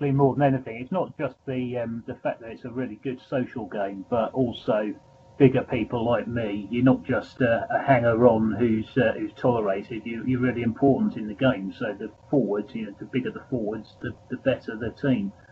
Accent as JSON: {"language": "English", "area": "Devon", "region": "South West England", "country": "United Kingdom", "said": "I come from Devon"}